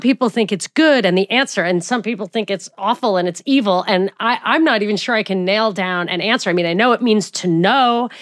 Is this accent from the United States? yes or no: yes; New York, United States; I'm from New York